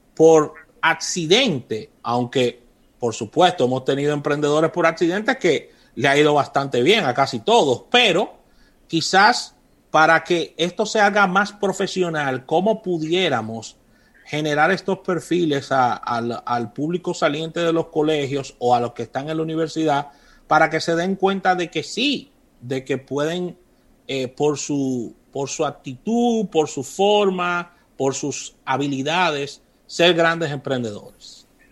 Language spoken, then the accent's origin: Spanish; Dominican Republic; República Dominicana, que somos muy dados al inglés